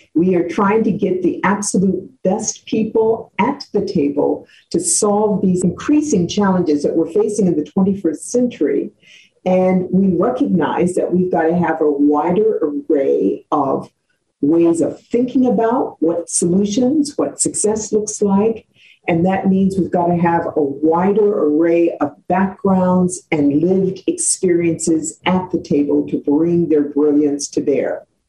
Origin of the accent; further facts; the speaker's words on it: Cleveland Heights, Ohio, United States; moved away as an adult; also born or lived in Washington, D.C.; as I was growing up in Cleveland Heights, Ohio